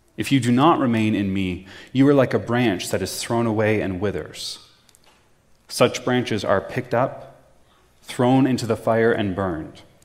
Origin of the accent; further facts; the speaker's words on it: Prince Edward County, Ontario, Canada; I'm originally from Prince Edward County